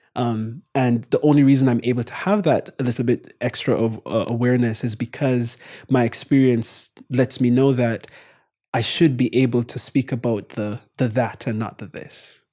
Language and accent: English; Kingston, Jamaica; moved away as an adult; also born or lived in Morehouse (Atlanta, United States); my brother and I born and raised in Jamaica